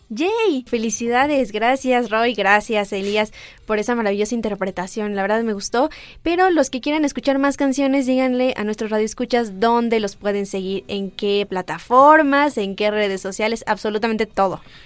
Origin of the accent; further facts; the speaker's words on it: Mexico; somos mexicanos